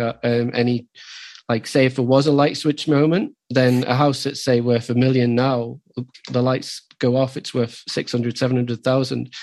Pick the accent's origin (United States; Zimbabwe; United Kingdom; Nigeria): United Kingdom; the north of England; also born or lived in London; now in Newcastle, United Kingdom; we're both from the north